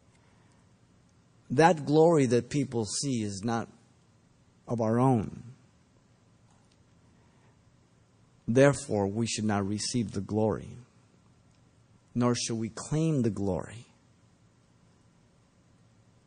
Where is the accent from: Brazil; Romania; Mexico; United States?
Mexico; moved away; when I grew up, was growing up in Mexico, and we'd go to the market